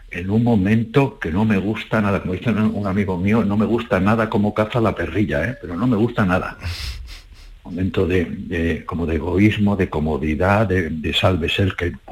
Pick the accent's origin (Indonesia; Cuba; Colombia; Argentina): Cuba; moved away; una canción fantástica que cuando salí de Cuba